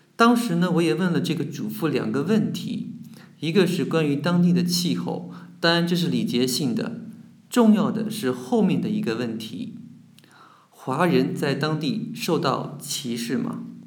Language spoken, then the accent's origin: Chinese; Jiangnan, China; 我家乡呢，也属于江南水乡，继承了江南水乡风景优美的特点